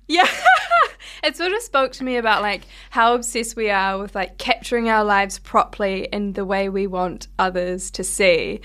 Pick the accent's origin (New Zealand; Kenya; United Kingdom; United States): New Zealand; Hawke's Bay; moved away; from my hometown in Hawke's Bay